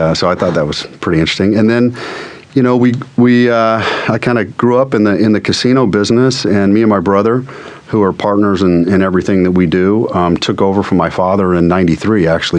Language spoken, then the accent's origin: English; Las Vegas, Nevada, United States; moved away as an adult; also born or lived in San Diego / New York; I grew up in Las Vegas, born and raised.